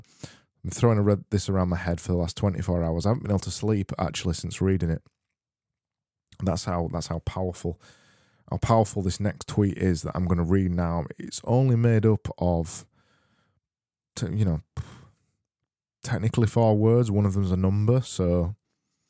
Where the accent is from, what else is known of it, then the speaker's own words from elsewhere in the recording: United Kingdom; I'm British